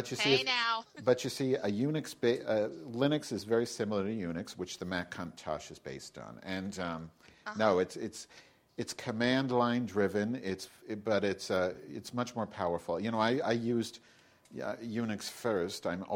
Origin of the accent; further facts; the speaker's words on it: Chicago, Illinois, United States; I'm from Chicago